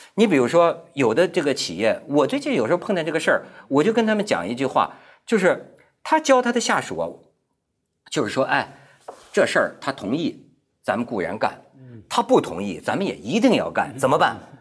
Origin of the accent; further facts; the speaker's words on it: China; 我作为一个中国人吧，但，但一个，一个失败的中国人啊